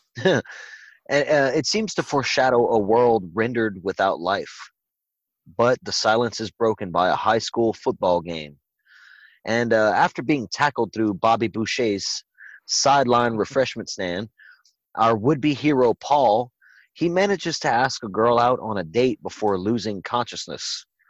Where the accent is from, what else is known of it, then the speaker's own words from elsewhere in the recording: Louisiana, United States; it was shot in my home state